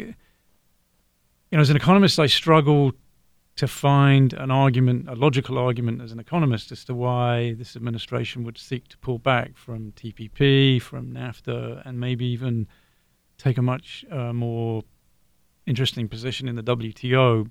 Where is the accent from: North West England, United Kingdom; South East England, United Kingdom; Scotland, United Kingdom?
South East England, United Kingdom; Brighton; now in Ohio, United States; I'm from Brighton, originally in the south of England.